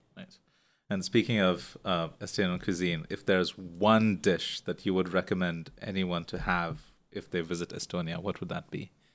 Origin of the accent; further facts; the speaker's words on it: India; moved away as an adult; now in Singapore; I left India close to a decade ago